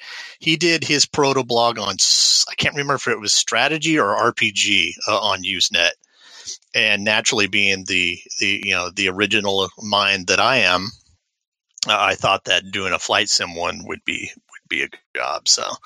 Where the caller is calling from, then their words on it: Redmond, Washington, United States; I am calling from the great Pacific Northwest out in Redmond.